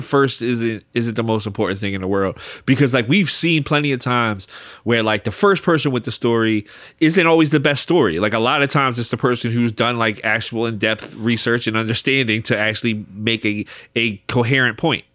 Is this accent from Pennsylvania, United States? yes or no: yes; Philadelphia, Pennsylvania, United States; we're two guys from Philly